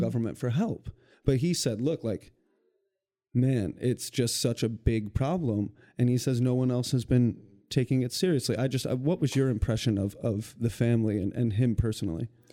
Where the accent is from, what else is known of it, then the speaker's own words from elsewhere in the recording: Western Michigan, United States; moved away; I'm from Western Michigan and I see this with my communities back home